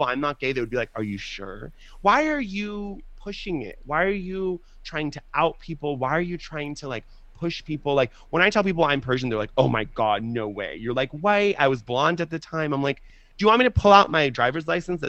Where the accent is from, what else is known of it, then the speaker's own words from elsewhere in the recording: United States; I'm American for all intents and purposes. I was born here. Do I have an accent? I don't, right?